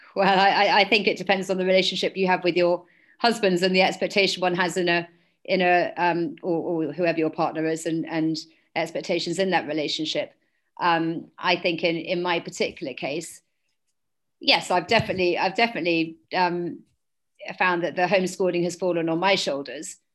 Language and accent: English; London, United Kingdom; I was born and brought up in London.